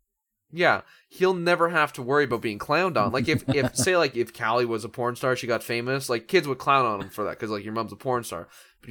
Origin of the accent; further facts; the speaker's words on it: Canada; As a Canadian